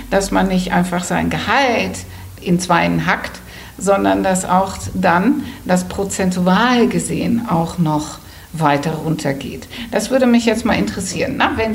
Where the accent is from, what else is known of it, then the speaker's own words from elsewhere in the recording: Netherlands; now in Germany; Ich bin ja Holländerin und äh, in Holland, das ist auch das Modell